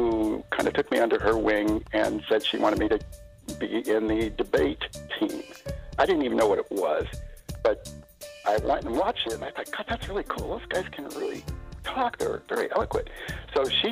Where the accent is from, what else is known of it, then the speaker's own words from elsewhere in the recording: Seattle, Washington, United States; I grew up in South Seattle